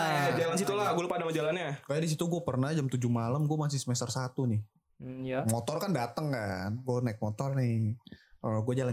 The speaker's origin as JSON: {"language": "Indonesian", "town": "Cibinong", "region": "West Java", "country": "Indonesia", "said": "Sebagai orang Cibinong nih, gua klakson tim."}